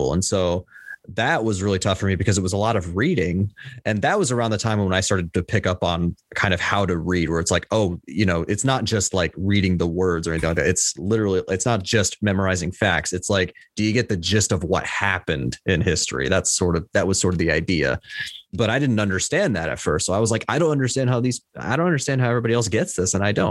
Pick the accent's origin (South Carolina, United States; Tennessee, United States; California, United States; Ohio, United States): Tennessee, United States; also born or lived in Illinois; I was born in Illinois, but currently I am in Tennessee. So I've been here since I was three